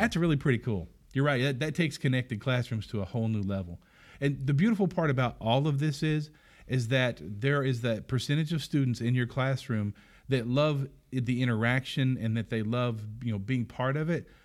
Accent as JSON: {"language": "English", "region": "Arkansas", "country": "United States", "said": "we're from Arkansas"}